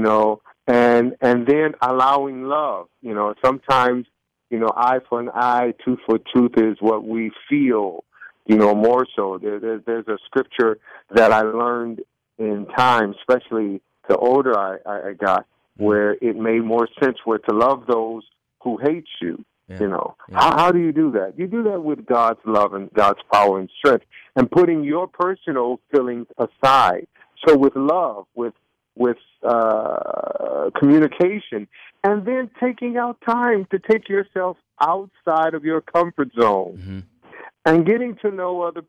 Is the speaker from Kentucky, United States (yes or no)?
no; Detroit, Michigan, United States; moved away; also born or lived in Charlotte, North Carolina; we were born and raised in Detroit, Michigan, predominantly a black situation, high school and all those things. And then we moved to Charlotte, North Carolina